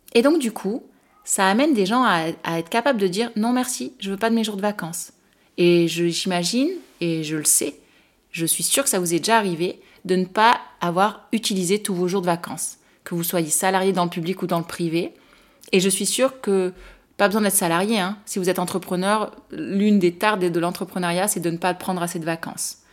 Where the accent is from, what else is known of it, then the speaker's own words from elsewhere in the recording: France; en tant que Française